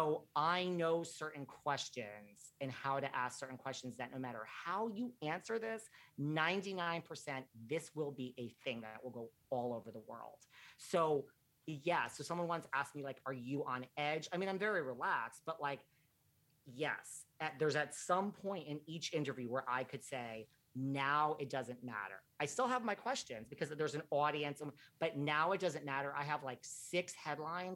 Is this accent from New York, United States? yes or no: yes; New York, United States; I'm from New York